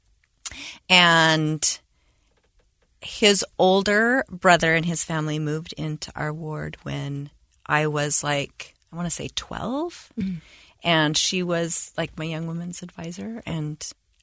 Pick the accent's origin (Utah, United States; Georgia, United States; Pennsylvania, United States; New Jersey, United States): Utah, United States; Bountiful; I grew up in Bountiful, Utah, and had a great childhood